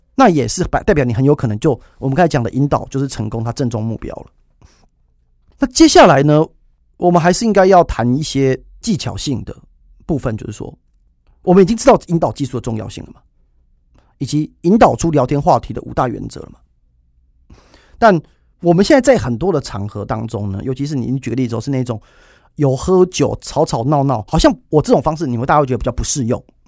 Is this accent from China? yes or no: no; Taiwan; 就是我们台湾人